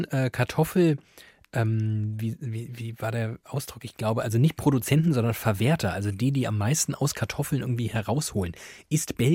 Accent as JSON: {"language": "German", "country": "Germany", "said": "Ich glaube, sie haben relativ also so ein strukturelles Rassismusproblem, sage ich jetzt als Deutscher."}